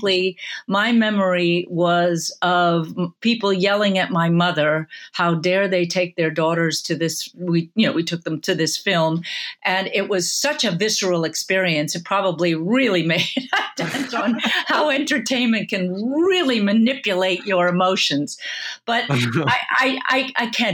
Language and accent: English; outside of Boston, Massachusetts, United States; I grew up outside of Boston in a suburb